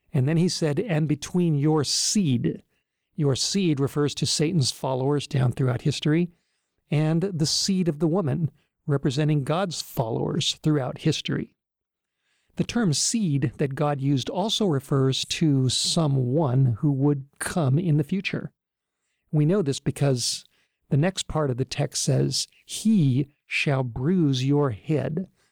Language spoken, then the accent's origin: English; Los Angeles, California, United States; I grew up in Southern California in the Los Angeles area